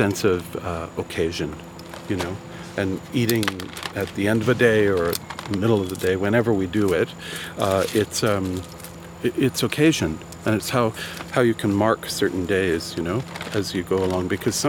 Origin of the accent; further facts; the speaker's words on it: Almonte, Ontario, Canada; also born or lived in Ottawa, Ontario; So they had the mills in Elmont, Ontario, where I grew up. I was born in Ottawa, my dad was born in Toronto, and my mom was born in Montclair, New Jersey.